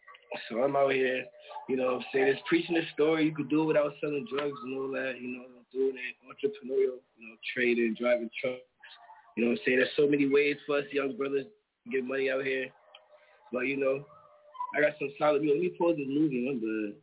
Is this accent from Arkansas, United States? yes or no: no; New York, United States; now in Rockford, United States; I'm in Illinois right now. I hail from New York. Oh, but I'm in the Midwest right now in Rockford.